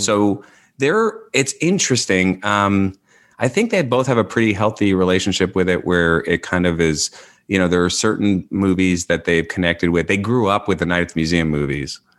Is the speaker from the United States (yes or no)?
yes; New York, United States; moved away as an adult; also born or lived in Los Angeles; I grew up in New York and I lived in L A for twenty years